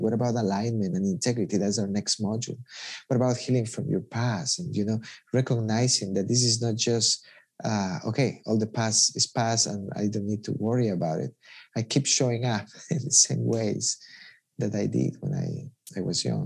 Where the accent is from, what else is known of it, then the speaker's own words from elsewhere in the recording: Ecuador; I'm from Ecuador